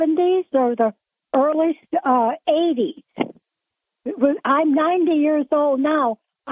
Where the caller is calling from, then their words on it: Binghamton, New York, United States; I'm from the South Side, Binghamton.